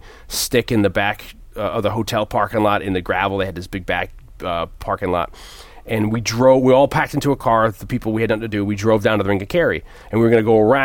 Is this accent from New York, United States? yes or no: yes; Yonkers, New York, United States